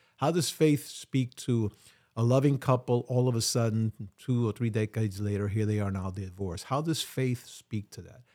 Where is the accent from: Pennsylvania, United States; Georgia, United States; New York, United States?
New York, United States; New York City; I'm really a New Yorker. I've been in New York all my life.